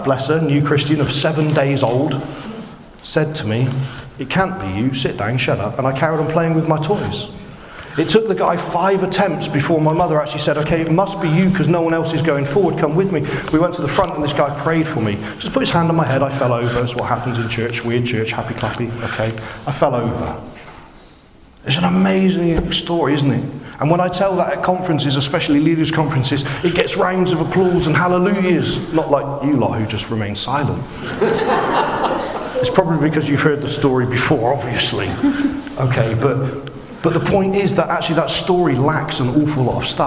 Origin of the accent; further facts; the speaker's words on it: United Kingdom; I'm British